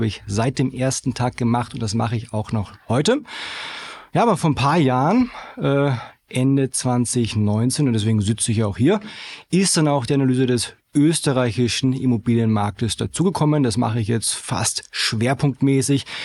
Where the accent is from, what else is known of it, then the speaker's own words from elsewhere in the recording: Germany; moved away as an adult; now in Vienna, Austria; ich bin gebürtiger Deutscher.